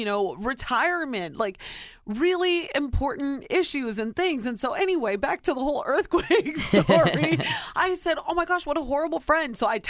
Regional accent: Ohio, United States; moved away; born and raised in Ohio, very simple way upbringing.

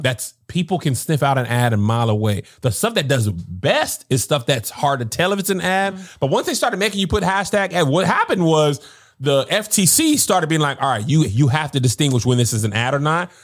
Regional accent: El Paso, Texas, United States; I grew up in El Paso, Texas

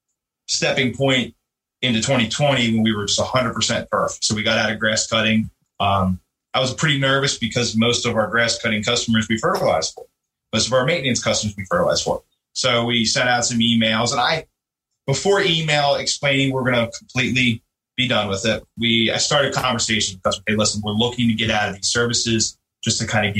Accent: Chester County, Pennsylvania, United States; Was born and raised in Chester County, Pennsylvania

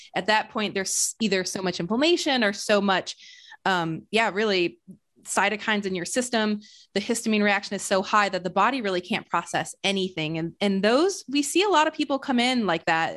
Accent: Flint, Michigan, United States; now in Austin, United States; I'm originally from Flint, Michigan.

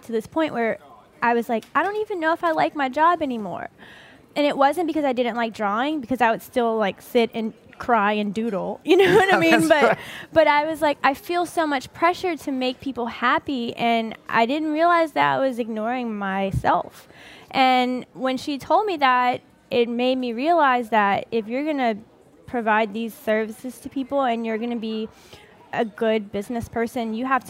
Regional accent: New Orleans, Louisiana, United States; I'm from 7th Ward in New Orleans.

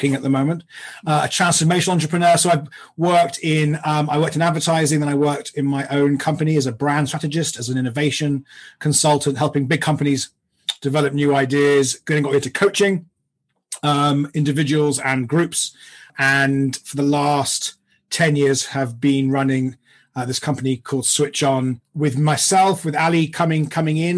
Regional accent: London, United Kingdom; I grew up in London in the UK

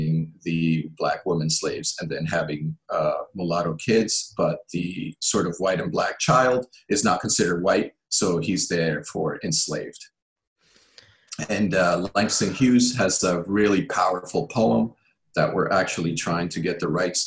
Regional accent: Nicaragua; moved away; also born or lived in Ecuador; I was raised mostly in Nicaragua through the 80s

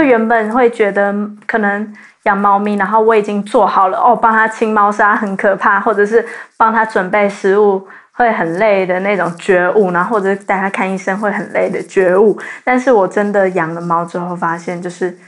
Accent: Zhonghe, New Taipei, Taiwan; 说成我是台北人，然后大家问我说你是台北哪里，然后我说中和，他们就会说明明就是新北

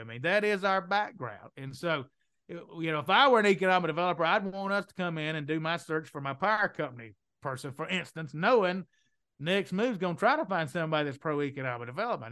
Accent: Mississippi, United States; accent: Southern; also born or lived in New Orleans, Louisiana; now in Perdido Key, United States; Where I grew up in Mississippi

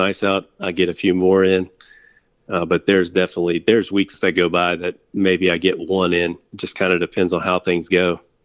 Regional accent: Winston-Salem, North Carolina, United States; I grew up in, actually, in Winston-Salem. So, right in the heart of tobacco country

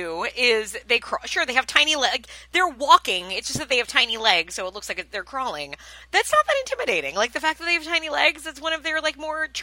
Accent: Long Island, New York, United States; I'm from Long Island

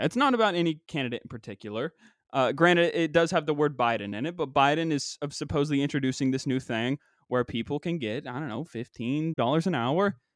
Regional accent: West Virginia, United States; moved away; also born or lived in Pennsylvania; growing up in West Virginia

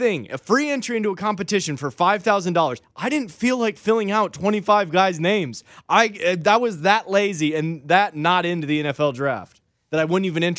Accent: Wyoming, United States; I'm from Wyoming.

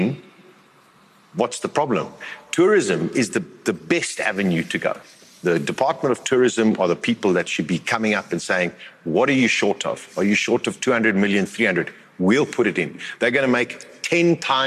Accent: South Africa; we as South Africans

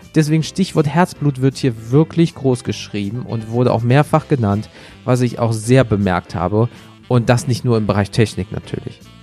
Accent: Wuppertal, North Rhine-Westphalia, Germany; bei uns in Wuppertal

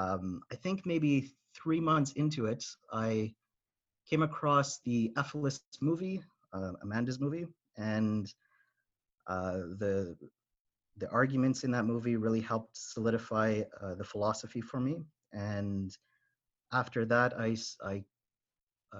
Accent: Ottawa, Ontario, Canada; I grew up in Ottawa and Ontario, Canada

